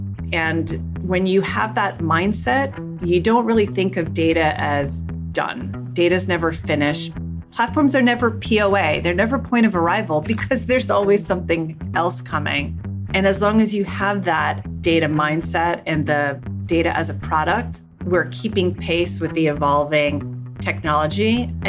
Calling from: Manhattan, New York, United States; I'm joining you from Lower Manhattan, right across from Statue of Liberty in the World Financial Center.

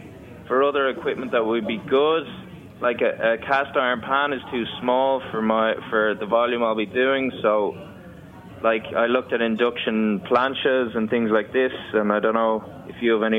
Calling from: Dublin, Leinster, Ireland; I'm calling from Dublin, Ireland.

